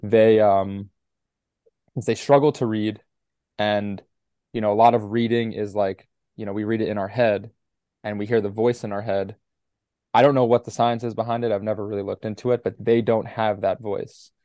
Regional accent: New York City, New York, United States; growing up in New York City

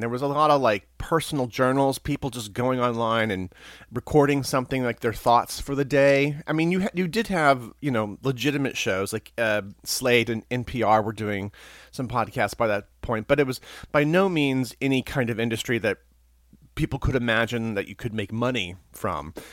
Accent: Missouri, United States; moved away as an adult; now in New York City, United States; I grew up in Missouri, so I'm a transplant from Missouri

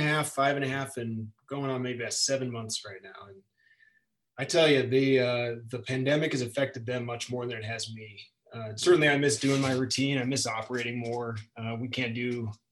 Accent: Chicagoland area suburbs, Illinois, United States; moved away; I grew up around the Chicagoland area in the suburbs, and moving to the city, moving out here was a totally different experience

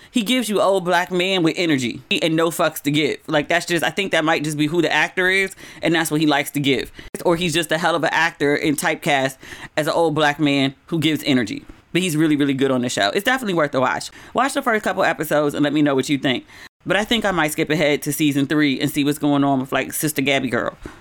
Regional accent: United States; moved away as an adult; also born or lived in Los Angeles / Ghana / East Coast; I'm from America

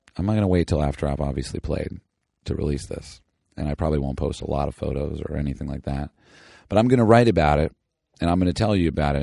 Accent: Southern California, United States; I'm from the SoCal

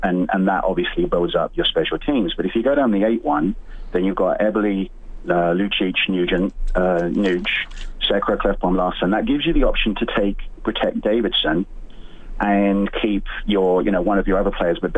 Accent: England, United Kingdom; accent: British; also born or lived in Winnipeg, Canada; now in Edmonton, Canada; I grew up in England, and so I got to discover hockey when I came over here

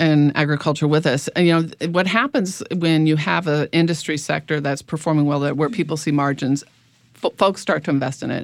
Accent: Midwest, United States; moved away; I'm from the Midwest originally

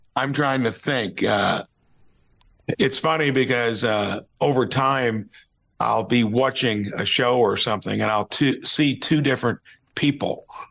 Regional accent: Jasper, Indiana, United States; I'm from Jasper, Indiana

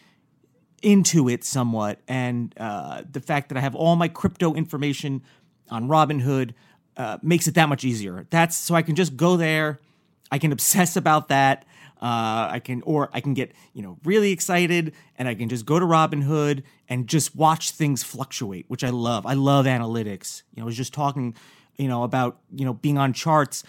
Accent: New York, United States; I'm also from New York, and I remember growing up

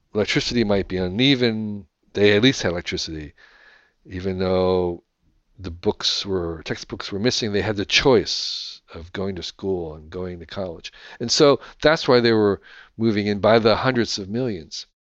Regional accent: United States

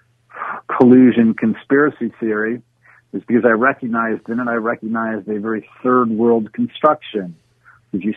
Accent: New York, United States; also born or lived in Puerto Rico; I was raised in New York.

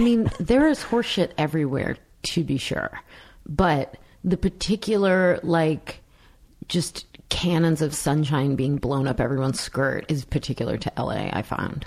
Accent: New York, United States; I come from New York

